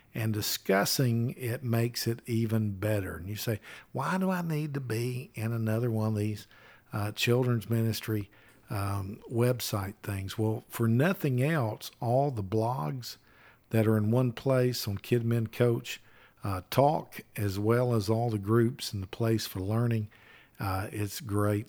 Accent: Alabama, United States; I'm from Alabama.

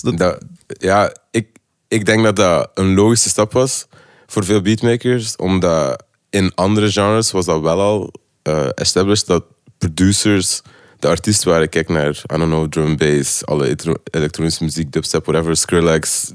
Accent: Lokeren, Flanders, Belgium; also born or lived in Ghent; now in Brussels, Belgium; ik ben van Lokeren, ik heb dan in Gent gewoond

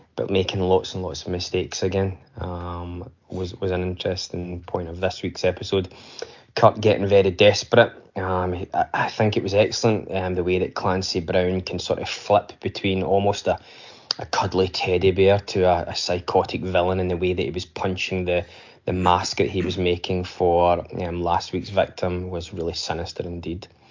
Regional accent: Scotland, United Kingdom; I'm from Scotland

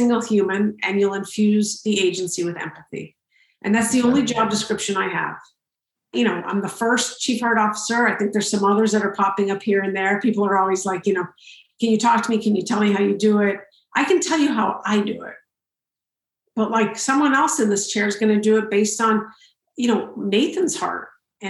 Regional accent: Santa Fe, New Mexico, United States; also born or lived in San Francisco / London / New York; now in New Jersey, United States; I grew up in Santa Fe, New Mexico

